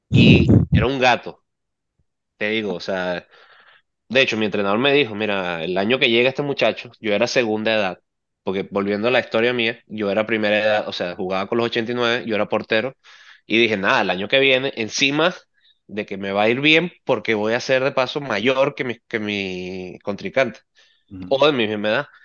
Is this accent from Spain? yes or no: no; Venezuela; yo soy surdo y venezolano.